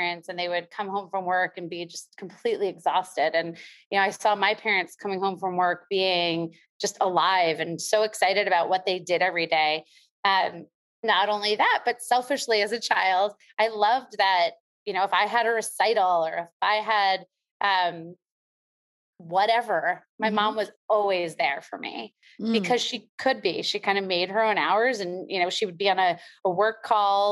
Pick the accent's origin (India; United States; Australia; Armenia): United States; New York; I'm from New York.